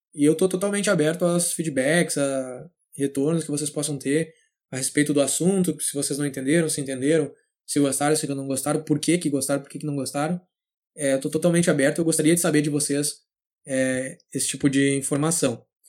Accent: São Leopoldo, Rio Grande do Sul, Brazil; nasci e cresci em São Léo, São Leopoldo, na verdade, no Rio Grande do Sul

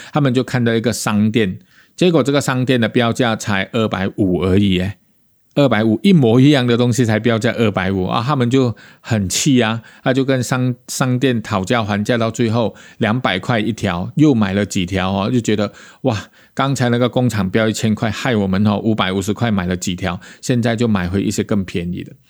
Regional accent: Malaysia; 我们马来西亚人

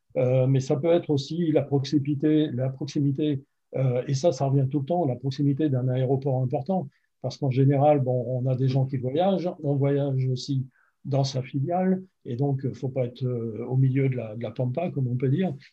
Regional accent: France; moved away as an adult; also born or lived in Los Angeles, United States / Seattle, United States; now in United States; je suis français, évidemment, comme ça peut s'entendre. Euh, par contre, je, vis aux États-Unis depuis près de, de, 15 ans

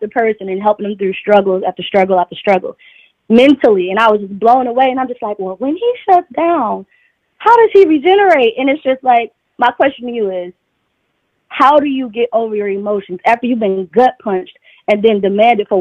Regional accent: Detroit, Michigan, United States; I'm from Detroit.

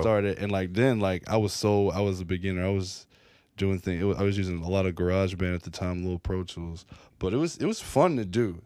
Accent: Franklin, Tennessee, United States; now in Nashville, United States; I grew up in Franklin for the longest time

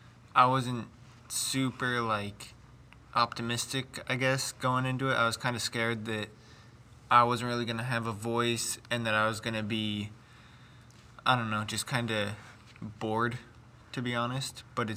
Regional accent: Alamosa, Colorado, United States; I'm from Alamosa, Colorado.

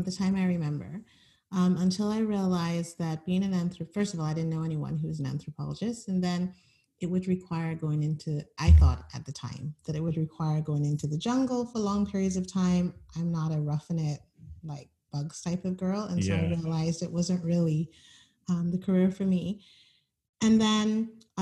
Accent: Barbados; moved away as an adult; also born or lived in Edmonton, Alberta, Canada; now in Canada; I spent most of my childhood in Barbados. They moved back when I was about 5

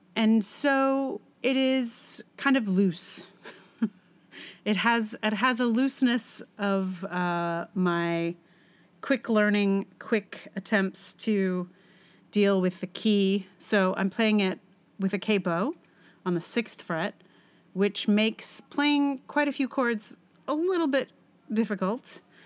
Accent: Charlottesville, Virginia, United States; my hometown of Charlottesville

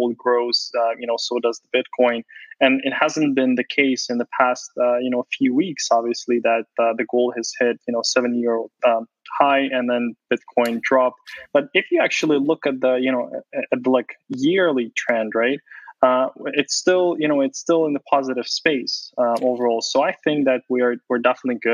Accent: Ukraine; moved away; I was born in Ukraine

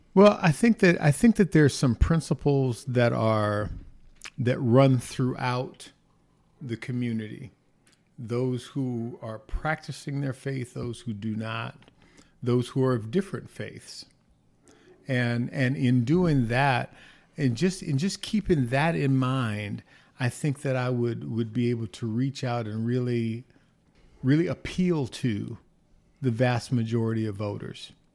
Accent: Inglewood, California, United States; also born or lived in Los Angeles, California; I was born in Los Angeles, California, at Queen of Angels Hospital. Gosh, went to elementary school, uh, few Catholic schools, Saint Eugene's, Saint Agatha's, then went to Monroe and Morningside High School in Inglewood, California

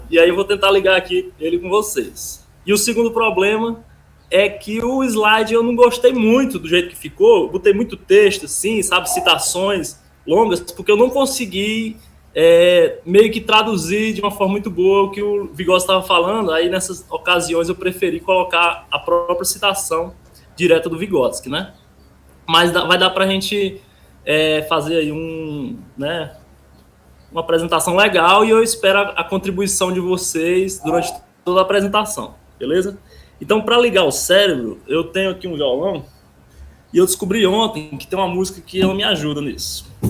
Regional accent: Iracema, Ceará, Brazil; eu sou aqui do Ceará, no interior do Ceará, não sei nem onde é que vocês são. É, eu moro numa cidade chamada Iracema

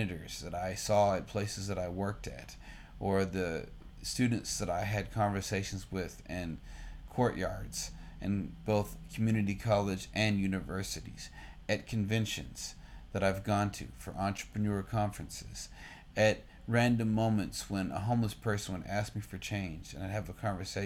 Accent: Austin, Texas, United States; my hometown, Austin, motherfucking Texas

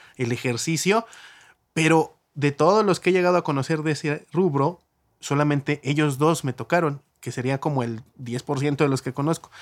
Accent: Mexico; todos somos mexicanos

